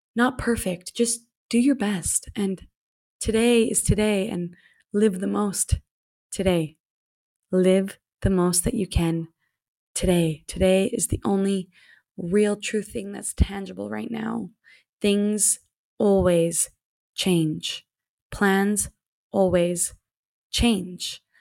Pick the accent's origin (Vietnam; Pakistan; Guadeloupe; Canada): Canada; moved away as an adult; I just stayed in one city for seven years after leaving my hometown, of course, in Canada